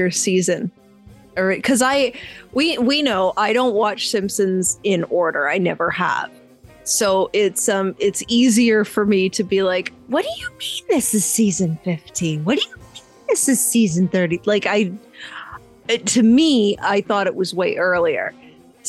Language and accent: English; Canada; we're Canadian